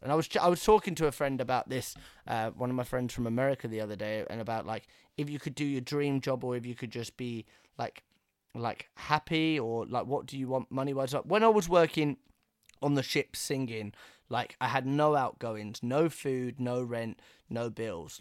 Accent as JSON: {"language": "English", "region": "England", "country": "United Kingdom", "tie": "born or raised there", "said": "growing up in England"}